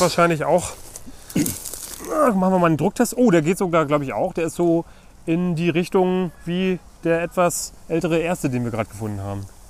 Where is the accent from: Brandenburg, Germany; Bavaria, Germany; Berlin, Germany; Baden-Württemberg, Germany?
Brandenburg, Germany; hier bei uns in Brandenburg